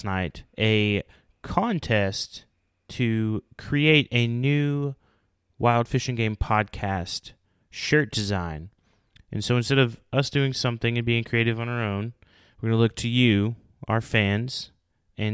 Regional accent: Oklahoma, United States; moved away; I'm in the great state of Oklahoma. Many of you know my home state

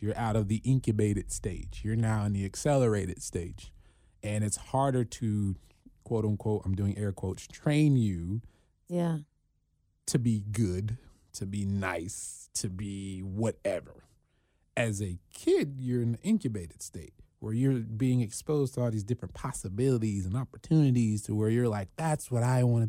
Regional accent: Cincinnati, Ohio, United States; born there; Yeah, born here in Cincinnati.

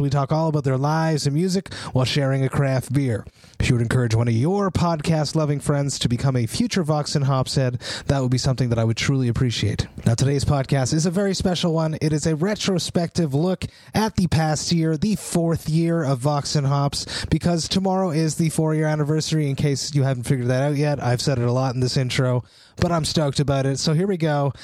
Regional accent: Montreal, Quebec, Canada; I'm from Montreal.

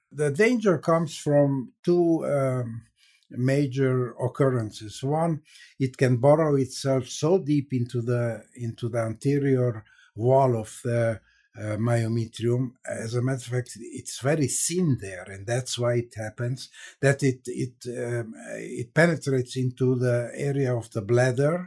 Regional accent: Transylvania, Romania; moved away; also born or lived in Hungary / Israel / Cleveland, Ohio; I was born in Hungary, grew up in, uh, Transylvania, which is part of Romania

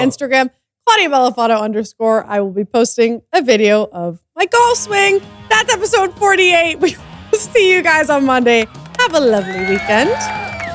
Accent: East Coast, United States; I'm from the East Coast.

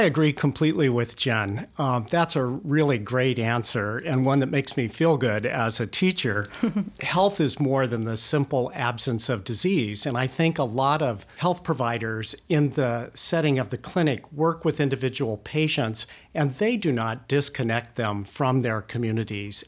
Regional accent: California, United States; moved away as an adult; also born or lived in New Mexico; now in Oregon, United States; I grew up in California

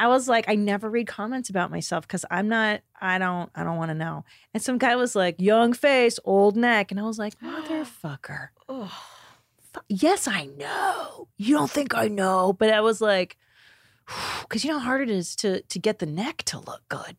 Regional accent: California, United States; I grew up in the San Fernando Valley.

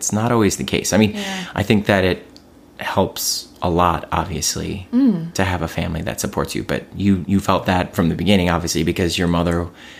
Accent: Cleveland, Ohio, United States; also born or lived in New York; now in Los Angeles, United States; oh, I'm from Cleveland, Ohio.

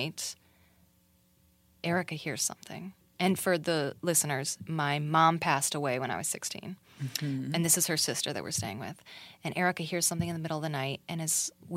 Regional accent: Arizona, United States; I grew up in Arizona

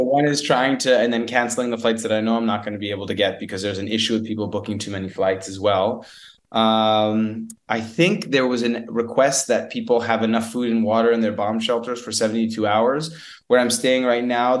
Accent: United States; As an American

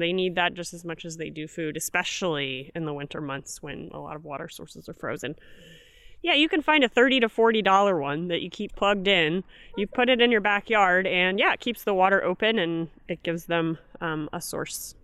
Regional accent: Kirksville, Missouri, United States; I'm from Kirksville

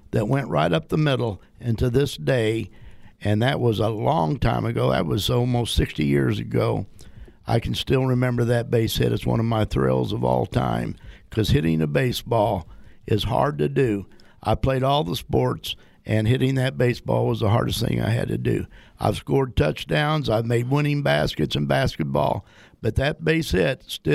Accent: Winchester, Illinois, United States; my hometown of Winchester, Illinois, didn't have baseball

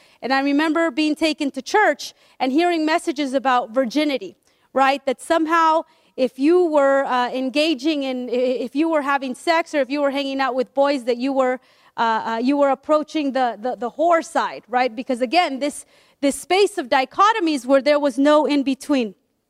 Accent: Peru; I'm from Peru. My family's from Peru, and yet we never talked about our blackness.

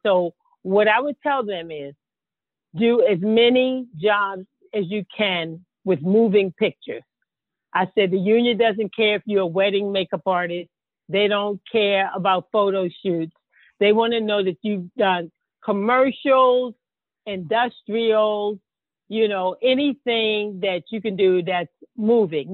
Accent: Baltimore, Maryland, United States; I'm from Baltimore, Maryland

